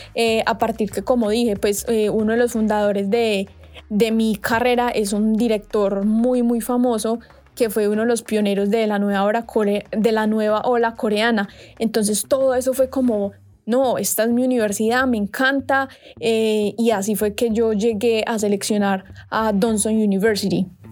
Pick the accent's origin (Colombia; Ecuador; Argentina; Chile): Colombia; moved away as an adult; now in South Korea; soy de Colombia